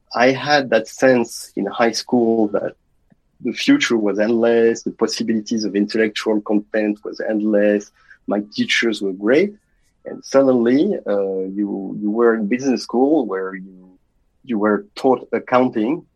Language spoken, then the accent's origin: English; France; moved away; I was raised with my uh, two younger sisters in a middle class family in France.